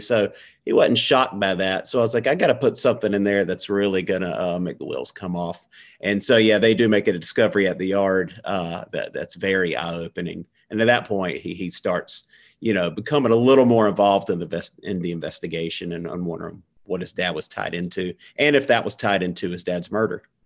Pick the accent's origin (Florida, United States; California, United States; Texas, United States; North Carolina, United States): North Carolina, United States; central; I live 10 minutes from where I was born. Um, and I actually teach in my hometown